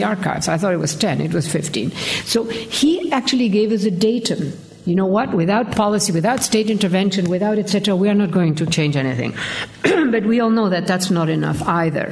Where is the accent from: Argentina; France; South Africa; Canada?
Argentina; moved away; I grew up in Argentina. We like to talk.